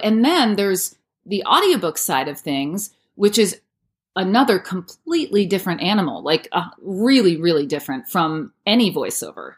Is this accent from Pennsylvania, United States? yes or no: no; New Paltz, New York, United States; moved away as an adult; also born or lived in New Hampshire; now in Los Angeles, United States; I am from New Paltz, New York, which is in the Hudson Valley. Grew up there on an apple farm.